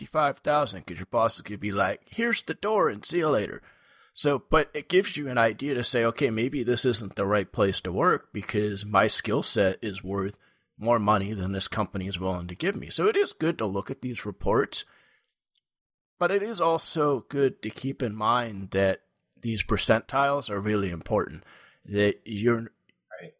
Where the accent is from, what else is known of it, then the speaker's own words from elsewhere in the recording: New York, United States; I'm from New York